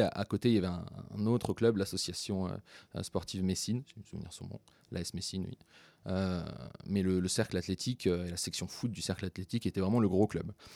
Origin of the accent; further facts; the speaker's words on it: Florange, Grand Est, France; moved away as an adult; also born or lived in Lille; now in Marseille, France; je suis né et j'ai grandi euh, dans une petite ville qui s'appelle Florange